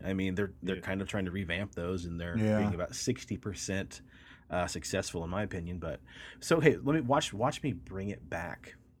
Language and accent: English; Texas, United States; Bitch, I'm from Texas too.